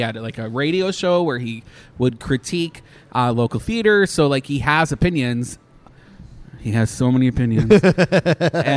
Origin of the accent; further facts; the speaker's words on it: Canada; moved away; I'm Canadian